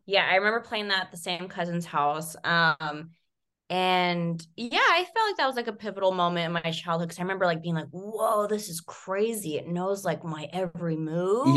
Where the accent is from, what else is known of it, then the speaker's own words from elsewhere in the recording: Visalia, California, United States; it was the Sequoia Mall. Um, Ooh. Um, yeah, in my hometown